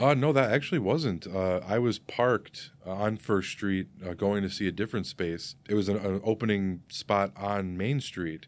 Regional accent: Geneva, Illinois, United States; also born or lived in Saint Charles, Illinois; I grew up in Geneva

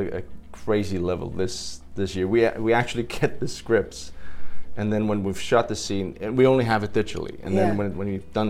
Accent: Denmark; I come from Denmark.

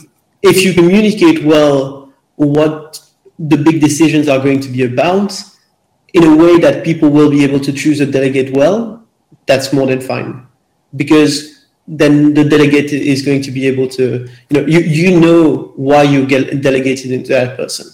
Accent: Belgium; I'm from Belgium

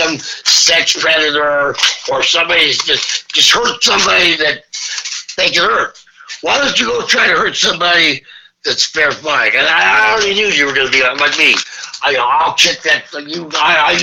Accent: Nebraska, United States; I'm from Nebraska.

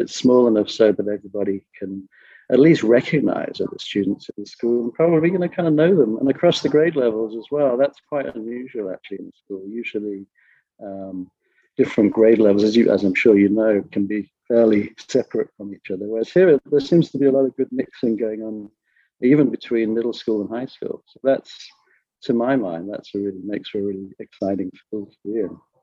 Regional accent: Skellingthorpe, East Midlands, United Kingdom; moved away as an adult; also born or lived in Japan / France / San Francisco, United States; now in Los Angeles, United States; I'm originally from England. I was brought up in a small little village called Skellingthorpe on the east coast of England.

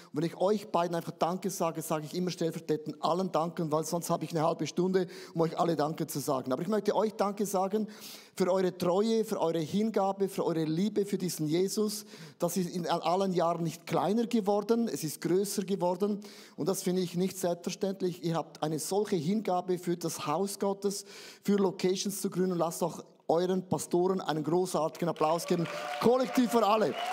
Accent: Switzerland; Ich bin ja ein Schweizer, uns gehört sowieso die Welt.

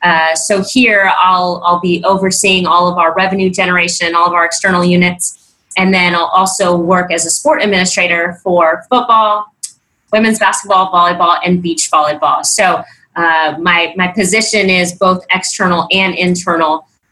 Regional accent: San Jose, California, United States; moved away as an adult; also born or lived in Connecticut; now in New Orleans, United States; I am from San Jose, California.

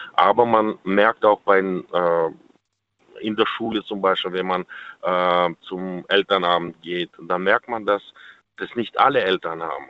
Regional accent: Kazakhstan; now in Germany; ich komme selber aus Kasachstan, mein Opa war Jäger

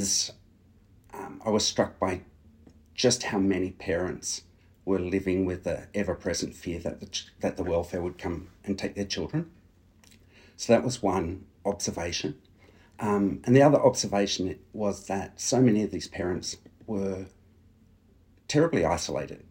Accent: New South Wales, Australia; my home state of New South Wales

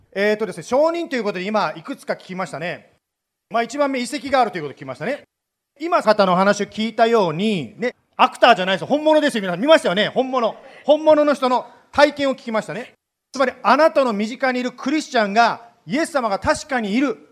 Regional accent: Japan; also born or lived in Idaho, United States; now in United States; 日本で生まれて日本で育った

